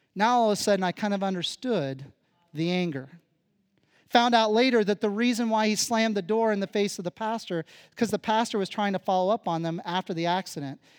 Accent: Phillipsburg, Kansas, United States; moved away; growing up where I come from in Kansas

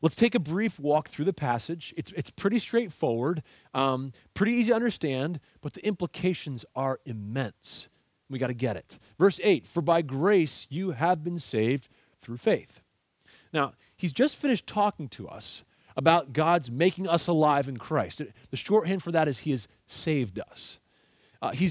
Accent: Aylmer, Ontario, Canada; I grew up in Aylmer, Ontario, in Canada

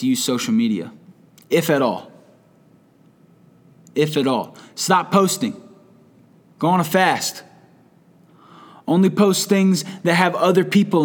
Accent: United States; as an American

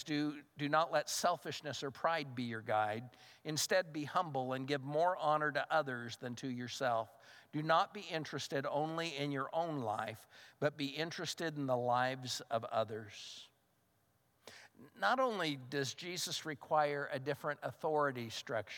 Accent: United States; I'm a Christian first and an American second.

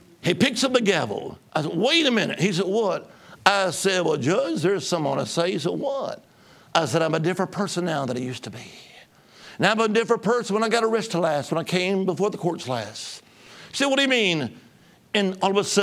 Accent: Alabama, United States; I was from Alabama

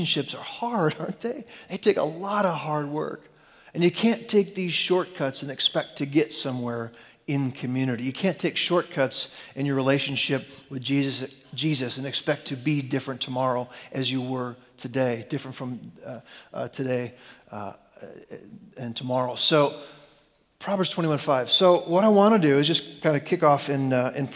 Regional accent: Chicago, Illinois, United States; I grew up in Chicago

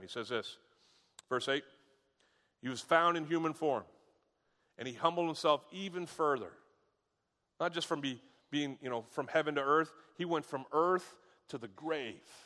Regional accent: United States; I'm an American.

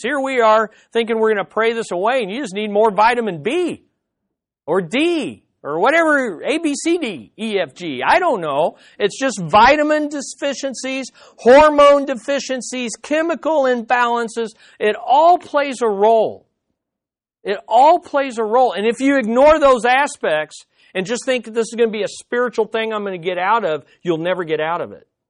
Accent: United States; as American Quis-, Christians

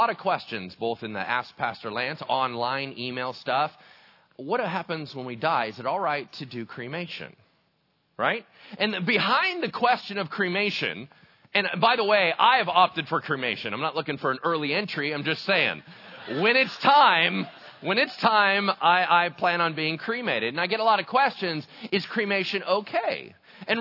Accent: El Dorado Hills, California, United States; I grew up in El Dorado Hills, right, which is like oak central

